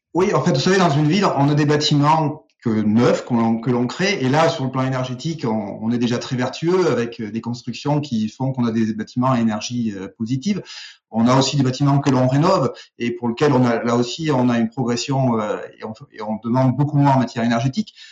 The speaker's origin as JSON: {"language": "French", "region": "Auvergne-Rhône-Alpes", "country": "France", "said": "on est des Auvergnats"}